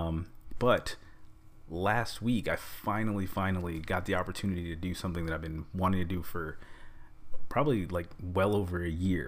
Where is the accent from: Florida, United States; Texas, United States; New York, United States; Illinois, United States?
New York, United States; New York, my hometown